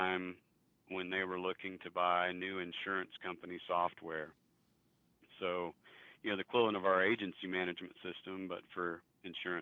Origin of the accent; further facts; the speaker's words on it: Pampa, Texas, United States; now in Amarillo, United States; We grew up together in Pampa